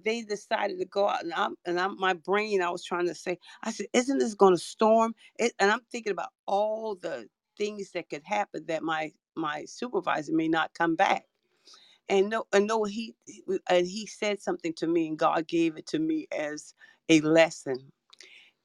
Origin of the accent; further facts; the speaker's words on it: Charleston, South Carolina, United States; I'm from Charleston, South Carolina